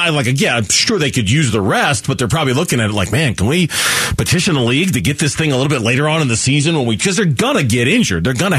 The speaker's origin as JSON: {"language": "English", "region": "Arizona", "country": "United States", "tie": "born or raised there", "said": "being that I was born and raised in Arizona and never really spent any time out of Arizona"}